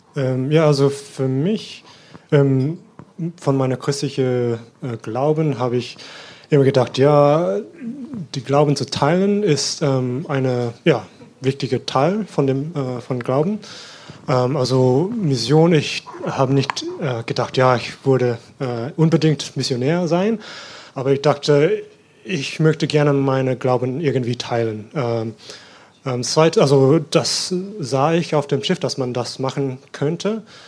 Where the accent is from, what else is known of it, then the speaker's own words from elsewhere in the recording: Sydney, New South Wales, Australia; German is a second language; moved away as an adult; now in Germany; ich komme aus Australien und bin in Sydney äh, geboren und aufgewachsen